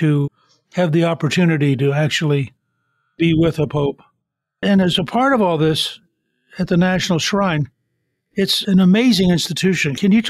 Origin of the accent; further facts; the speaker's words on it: Hummelstown, Pennsylvania, United States; I grew up in Hummelstown, which is 3 miles from Hershey